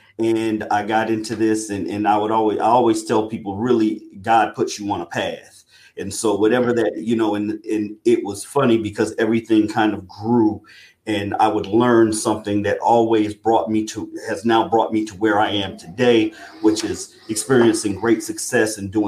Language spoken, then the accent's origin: English; South Carolina, United States; And I'm originally from South Carolina, but I have grown up and traveled all around the world.